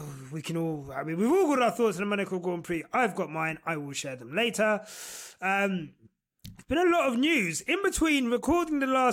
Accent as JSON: {"language": "English", "region": "London", "country": "United Kingdom", "said": "As a Londoner"}